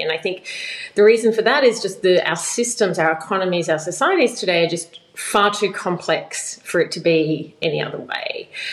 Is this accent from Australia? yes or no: yes; Australia; moved away as an adult; I've been living outside of Australia now for 12 years